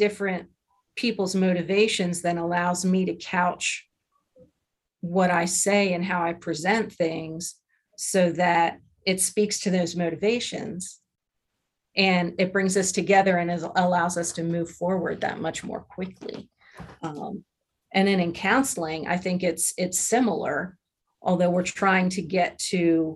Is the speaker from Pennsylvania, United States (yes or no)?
yes; Lancaster, Pennsylvania, United States; moved away as an adult; also born or lived in Louisiana / Arizona / Virginia; now in New Mexico, United States; Grew up in Pennsylvania